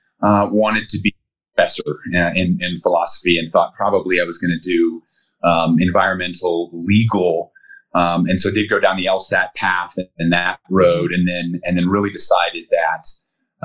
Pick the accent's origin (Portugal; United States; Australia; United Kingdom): United States; Denver, Colorado; I grew up in Colorado. So born and raised, I'm a Colorado native